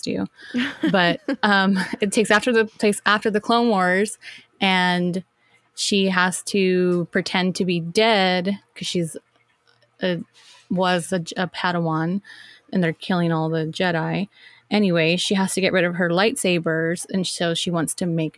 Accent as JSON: {"language": "English", "region": "California", "country": "United States", "said": "We're from California"}